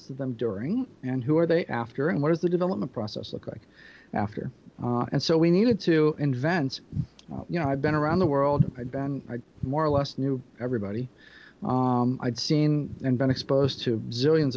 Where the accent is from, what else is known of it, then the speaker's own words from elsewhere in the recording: Peoria, Illinois, United States; I'm from Peoria, Illinois.